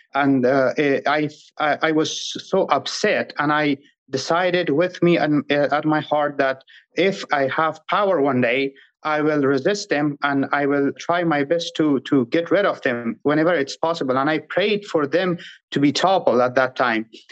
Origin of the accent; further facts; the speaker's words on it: Afghanistan; first language Pashto; English is a second language; moved away as an adult; Pashto is my native language, and I studied and grew up in a Dari-speaking environment